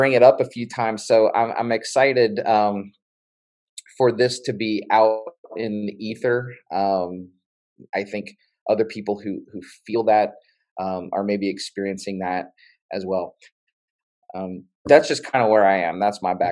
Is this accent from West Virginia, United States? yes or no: yes; West Virginia, United States; I grew up in West Virginia